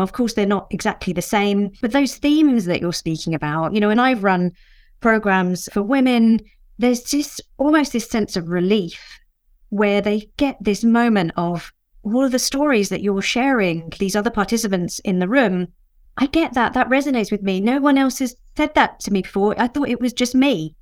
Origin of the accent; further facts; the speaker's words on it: England, United Kingdom; a Mauritian woman born in the U K, but my parents were both born and brought up in Mauritius